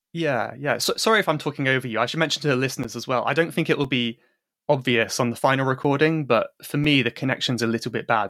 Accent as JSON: {"language": "English", "region": "England", "country": "United Kingdom", "said": "I'm English"}